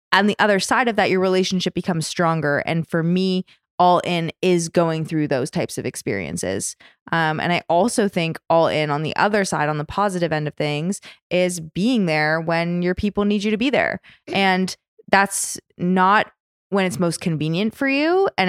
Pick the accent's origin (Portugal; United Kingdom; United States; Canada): Canada; I'm the token all, Canadian.